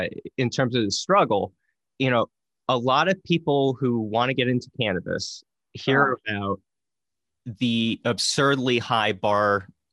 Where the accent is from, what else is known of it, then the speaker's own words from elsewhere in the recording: New Jersey, United States; I grew up in Jersey